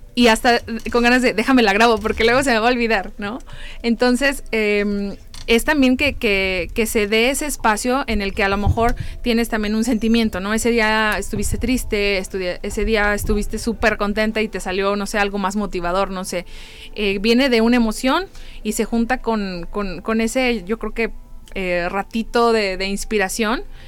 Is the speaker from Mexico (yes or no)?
yes; San Luis Potosí, Mexico; somos de San Luis Potosí todos